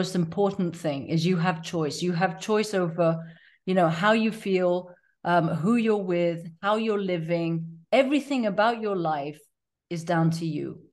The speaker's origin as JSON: {"language": "English", "country": "Tanzania", "tie": "born or raised there", "said": "I was born and raised in Tanzania"}